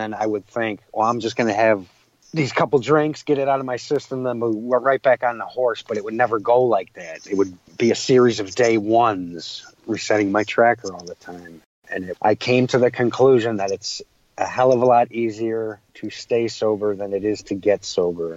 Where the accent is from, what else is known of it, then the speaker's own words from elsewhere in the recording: Chicago, Illinois, United States; also born or lived in Waukegan, Illinois; I grew up in Chicago